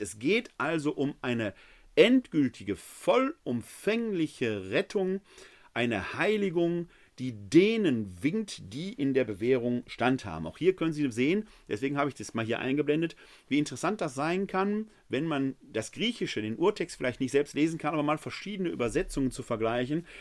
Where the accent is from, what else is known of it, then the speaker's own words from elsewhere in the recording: Essen, North Rhine-Westphalia, Germany; Ich persönlich bin ja ein Kind des Ruhrgebietes. Ich kenne noch die Hochöfen der Kruppschen Fabriken in Essen-Altendorf, wo ich groß geworden bin